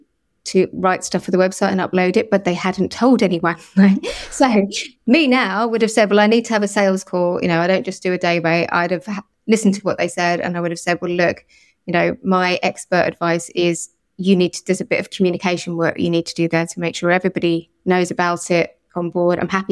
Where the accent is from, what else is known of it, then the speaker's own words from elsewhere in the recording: Liverpool, North West England, United Kingdom; born there; I was actually, although it doesn't sound like it, I was born in Liverpool, and I think it's an amazing place and a wonderful city, and I certainly feel very at home there.